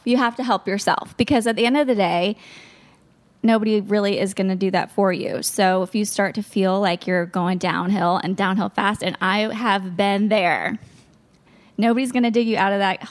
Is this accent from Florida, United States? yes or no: yes; Florida, United States; moved away as an adult; also born or lived in London, Ontario, Canada; I'm from Florida